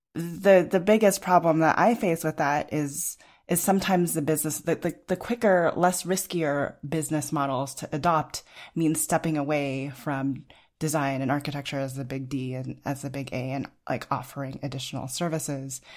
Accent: Los Alamos, New Mexico, United States; I grew up in Los Alamos, New Mexico

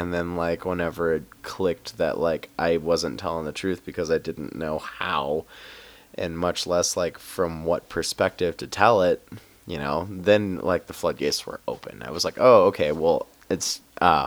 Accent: Union, Missouri, United States; moved away as an adult; also born or lived in Denver; now in Fort Collins, United States; I lived in my hometown of Union, Missouri for about a year after I came out

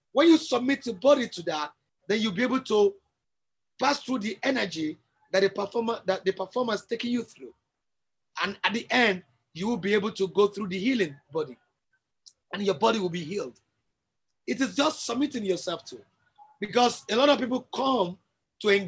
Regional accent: Nigeria; I'm a Nigerian and I'm a true Nigerian

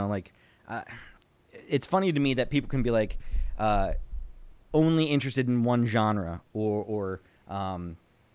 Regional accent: Belleville, New Jersey, United States; growing up where I grew up in Belleville

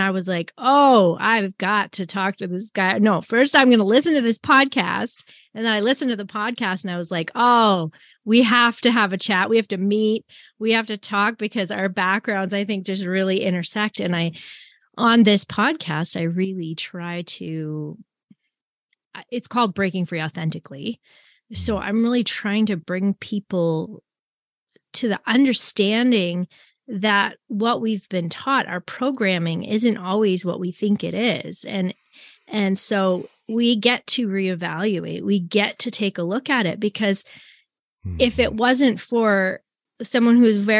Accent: Canada; also born or lived in Tacoma, United States / Anchorage, United States; because I grew up in the Brethren Assembly in Canada. And then whenever we lived in the States, so I lived in Tacoma, Washington, and I lived in Anchorage, Alaska.

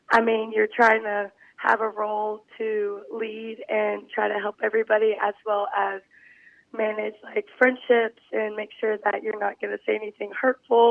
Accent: Mississippi, United States; I grew up in Albridge, Mississippi, very local.

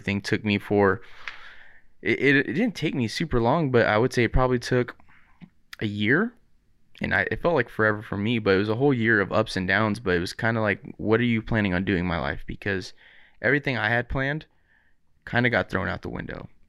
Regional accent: Riverside, California, United States; I grew up in Riverside

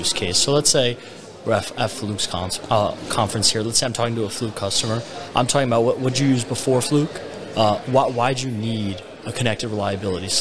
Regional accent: New Jersey, United States; moved away as an adult; also born or lived in Montreal, Canada; now in Miami, United States; I'm originally from New Jersey. Then spent a few years in Montreal.

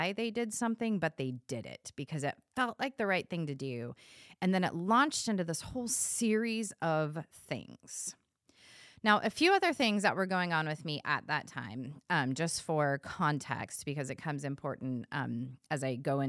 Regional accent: California, United States; I was born and raised in California

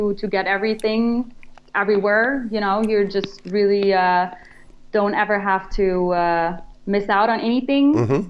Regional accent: Germany; moved away; I'm from Germany

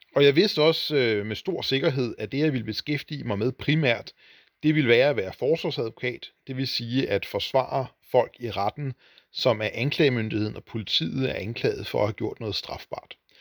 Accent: Hornbæk, Capital Region of Denmark, Denmark; det var byen Hornbæk med cirka 4.000 indbyggere, hvor jeg voksede op og gik i skole

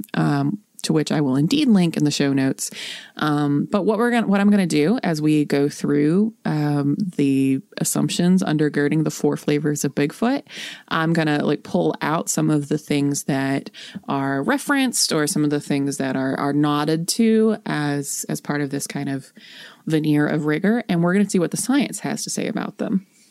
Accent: North Central West Virginia, United States; I am from North Central West Virginia. I am from the woods.

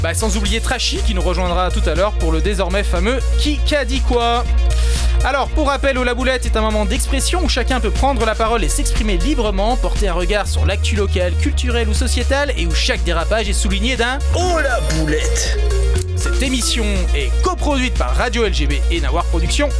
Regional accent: Réunion; chez nous à La Réunion

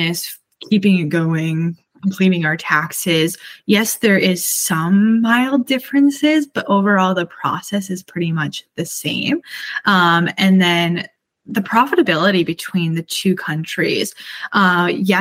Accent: Canada; I'm Canadian

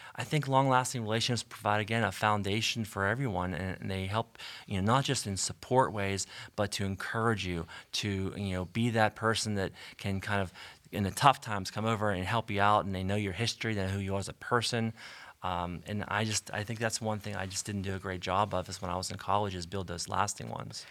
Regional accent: Canonsburg, Pennsylvania, United States; I grew up in Cannonsburg

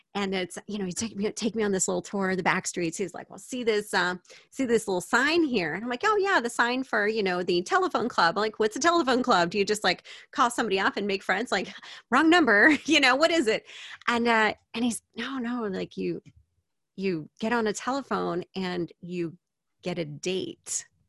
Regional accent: United States; moved away as an adult; now in Japan; I speak English. I'm American. I've lived in Japan

